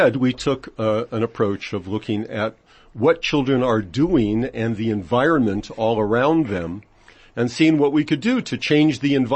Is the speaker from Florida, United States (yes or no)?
no; Los Angeles, California, United States; moved away as an adult; now in Israel; where I grew up in Los Angeles